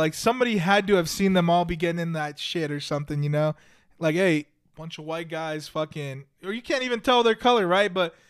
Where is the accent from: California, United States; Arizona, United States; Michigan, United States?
California, United States; born there; But I was born in California, right? So I'm considered a Californian by birth.